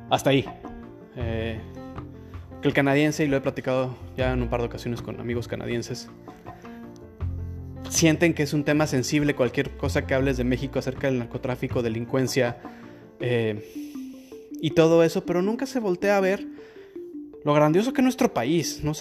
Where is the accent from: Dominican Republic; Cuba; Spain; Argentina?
Spain; born there; ha habido ocasiones en las que digo que, que nací en España